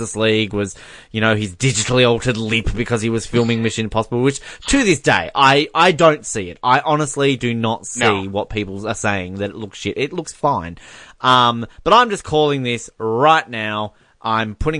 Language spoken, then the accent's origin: English; Tasmania, Australia; I'm from Tasmania